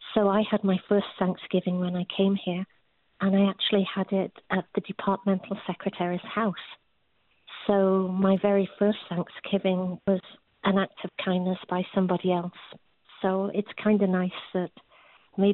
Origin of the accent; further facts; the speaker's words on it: England, United Kingdom; moved away as an adult; now in United States; I'm English